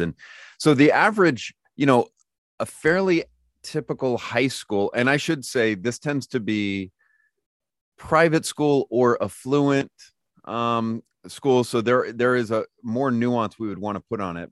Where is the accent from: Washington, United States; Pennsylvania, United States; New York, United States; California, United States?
California, United States; Lodi; moved away as an adult; now in Lookout Mountain, United States; I was born and raised in Lodi, California